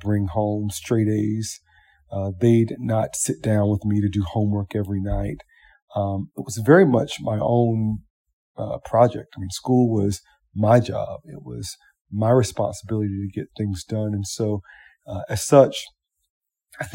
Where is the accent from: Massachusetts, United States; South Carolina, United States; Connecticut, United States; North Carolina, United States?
South Carolina, United States; Columbia; I was born in Columbia, South Carolina